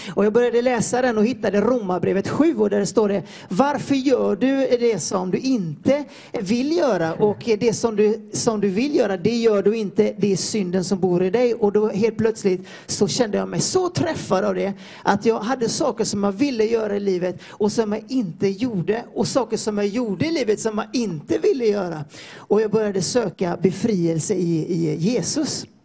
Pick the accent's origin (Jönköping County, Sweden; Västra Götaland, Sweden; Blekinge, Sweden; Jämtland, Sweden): Västra Götaland, Sweden; Floda; moved away as an adult; now in Peru; jag har vuxit upp i Floda i Peru, i Floda i Peru säger jag, Floda i, eh, i Sverige